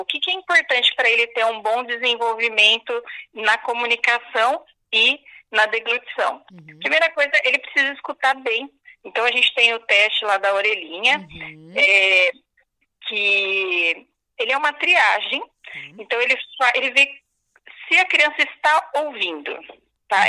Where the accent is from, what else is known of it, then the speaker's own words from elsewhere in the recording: Araraquara, São Paulo, Brazil; eu sou de Araraquara.